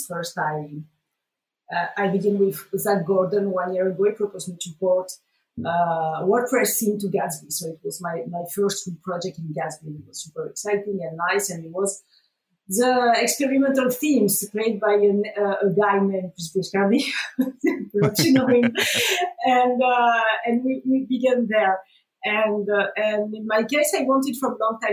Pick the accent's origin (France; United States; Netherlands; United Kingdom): France; moved away as an adult; now in Mallorca, Spain; I'm French. I'm born and raised in France, but I live in the Spanish island of Mallorca